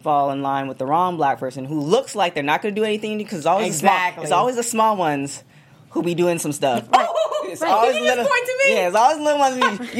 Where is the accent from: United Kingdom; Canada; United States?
Canada; moved away; I'm from Canada.